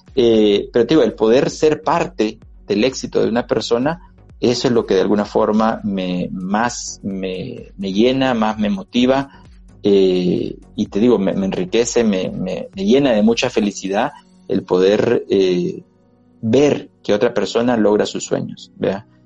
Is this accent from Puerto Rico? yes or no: no; El Salvador; esos recuerdos realmente creo que nos hacen eh, salvadoreños